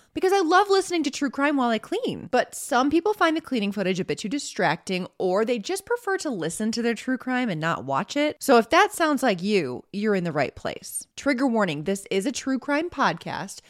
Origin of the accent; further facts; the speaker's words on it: United States; I'm an American